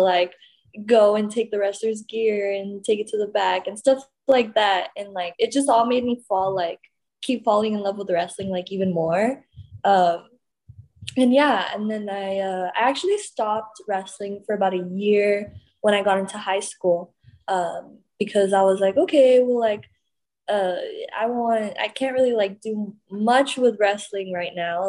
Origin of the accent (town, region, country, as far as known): Laredo, Texas, United States; born or raised there; now in Houston, United States